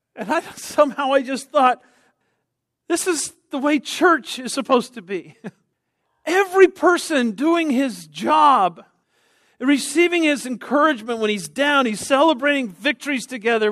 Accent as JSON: {"language": "English", "region": "Texas", "country": "United States", "said": "I'm from Texas."}